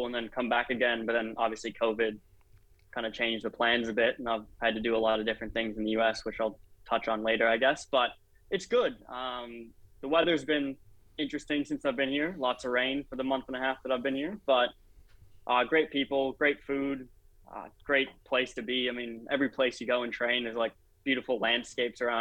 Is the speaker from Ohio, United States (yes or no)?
yes; Cincinnati, Ohio, United States; moved away as an adult; also born or lived in Minnesota; now in Wollongong, Australia; I was born in Minnesota, so used to the cold there. And then I live in Cincinnati now